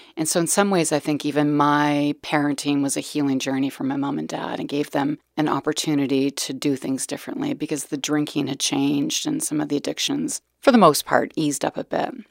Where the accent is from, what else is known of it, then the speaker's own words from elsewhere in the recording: Calgary, Alberta, Canada; I was born in Calgary, Alberta, back in nineteen sixty-two.